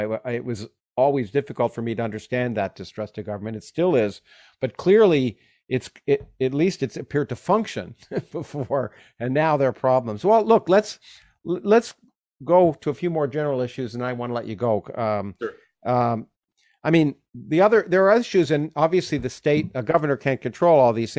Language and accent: English; Canada; I grew up in Canada and I grew up under a parliamentary system